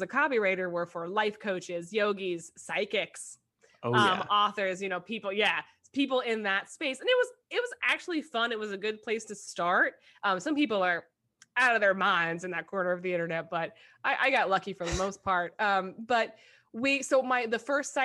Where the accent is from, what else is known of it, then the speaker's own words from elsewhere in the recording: New York, United States; I'm a New Yorker